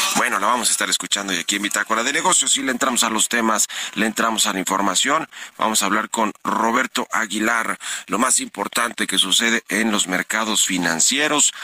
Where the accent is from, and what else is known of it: Mexico